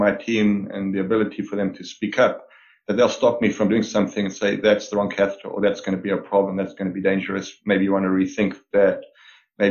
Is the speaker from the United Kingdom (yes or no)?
no; South Africa; moved away as an adult; now in Canada; I was born and raised in South Africa